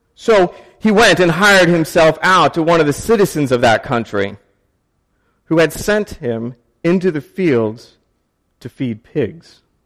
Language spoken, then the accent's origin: English; Maryland, United States; I grew up in Maryland